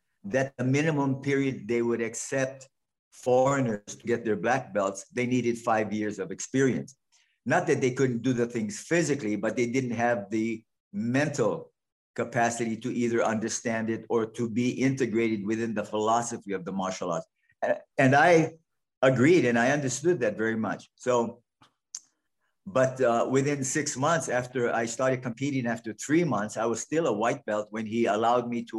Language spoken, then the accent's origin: English; Hawaii, United States; moved away; My growing up in Hawaii, as I did